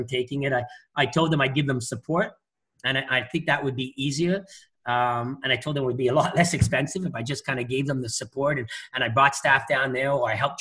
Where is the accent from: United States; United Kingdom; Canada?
Canada; Quebec; I'm just born and raised in Quebec